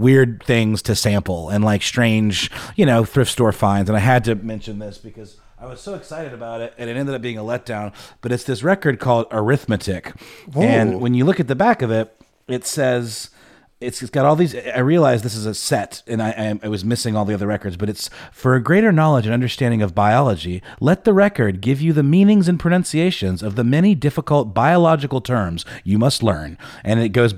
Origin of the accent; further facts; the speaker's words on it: Augusta, Georgia, United States; now in Atlanta, United States; in Augusta, Georgia, which is my hometown